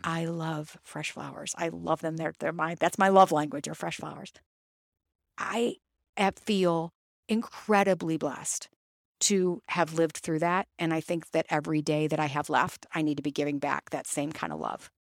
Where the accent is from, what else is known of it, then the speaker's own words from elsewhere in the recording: Toledo, Ohio, United States; I grew up in, I grew up in Toledo.